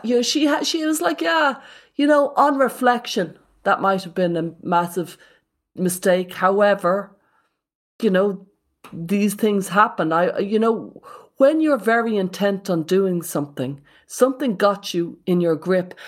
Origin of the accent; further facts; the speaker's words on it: Ireland; When I was a kid, the worst thing ever, as an Irish Catholic in the eighties